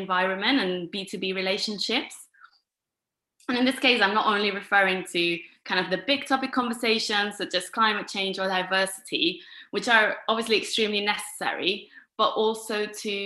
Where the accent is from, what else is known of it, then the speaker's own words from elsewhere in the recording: Girona, Catalonia, Spain; moved away as an adult; now in London, United Kingdom; I'm originally from Girona, which is a city about an hour north from Barcelona